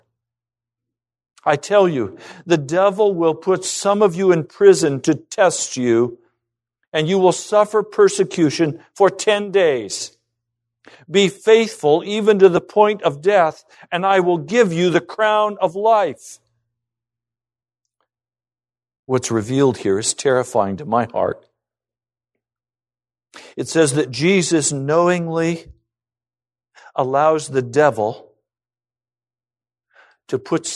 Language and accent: English; United States; I'm an American citizen